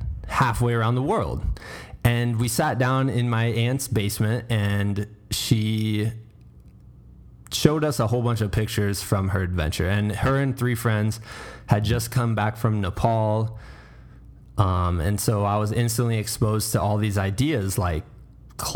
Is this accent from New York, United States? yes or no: no; Iowa, United States; As a small, young, only child growing up in Iowa, middle America